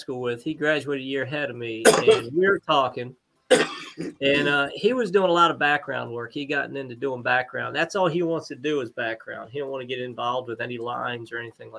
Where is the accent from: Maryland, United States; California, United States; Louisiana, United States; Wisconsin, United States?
Maryland, United States; Baltimore; I was born in Baltimore, St. Agnes Hospital, actually.